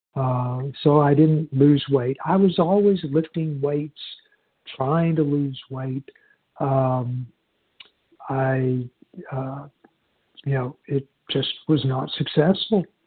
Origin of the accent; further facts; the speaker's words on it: Houston, Texas, United States; I was born in in Houston